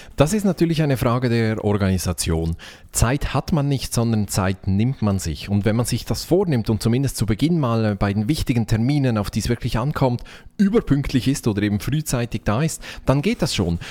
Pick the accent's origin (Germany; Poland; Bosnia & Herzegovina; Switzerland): Switzerland; Ich bin Schweizer